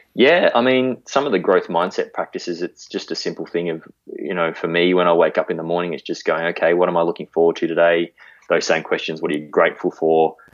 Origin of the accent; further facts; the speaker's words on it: Melbourne, Victoria, Australia; moved away as an adult; now in Warrnambool, Australia; I grew up sort of in that green wedge of Melbourne out near Hurst Bridge.